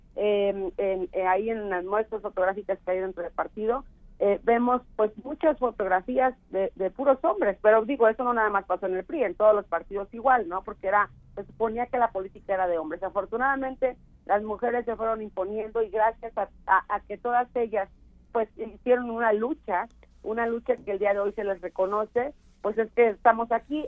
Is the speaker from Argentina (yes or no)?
no; San Rafael, Veracruz, Mexico; moved away; San Rafael, que es de donde soy yo